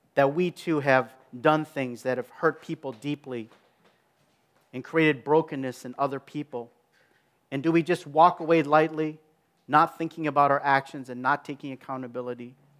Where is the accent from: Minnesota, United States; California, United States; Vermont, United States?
Minnesota, United States; Minneapolis; in my hometown, all the world is gonna be looking at the city of Minneapolis